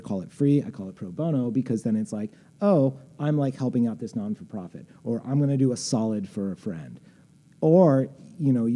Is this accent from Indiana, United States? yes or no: yes; Indiana, United States; moved away as an adult; now in Chicago, United States; I grew up in Indiana. Like, you know, I've lived in Chicago for like 20 years.